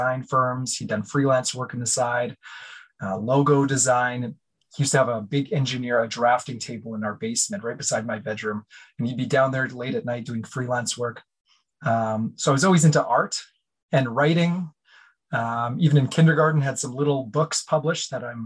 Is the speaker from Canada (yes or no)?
yes; Winnipeg, Manitoba, Canada; we're from Winnipeg, Manitoba